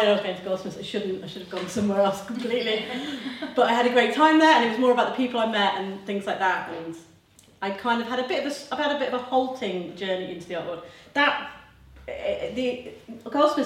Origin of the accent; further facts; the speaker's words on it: near Grantham, Lincolnshire, East Midlands, United Kingdom; now in Margate, United Kingdom; I'm from Lincolnshire, I'm from near Grantham